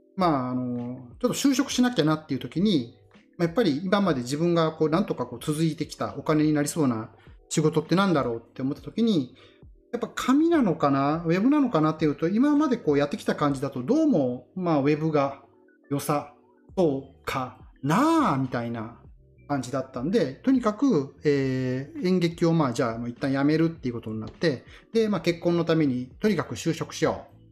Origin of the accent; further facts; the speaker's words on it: Ikoma, Nara, Japan; 地元の奈良の生駒でそうやって頑張っていた